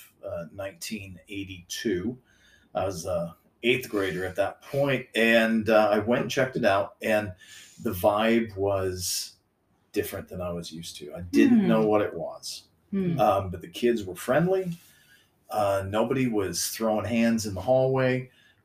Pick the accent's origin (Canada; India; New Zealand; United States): United States; Seattle, Washington; I was born and raised in the South Seattle area